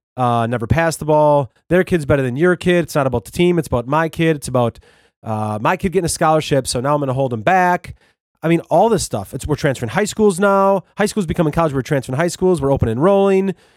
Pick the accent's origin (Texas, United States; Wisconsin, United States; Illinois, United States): Wisconsin, United States; I'm from Wisconsin.